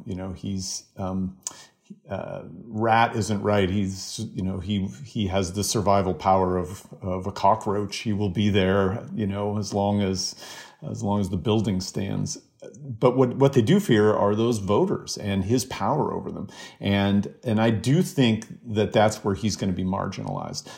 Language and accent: English; Spokane, Washington, United States; Spokane, Washington, my hometown.